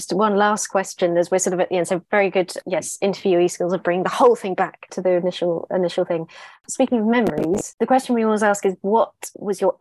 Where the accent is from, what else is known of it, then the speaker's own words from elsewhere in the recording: Colchester, East of England, United Kingdom; I'm from Colchester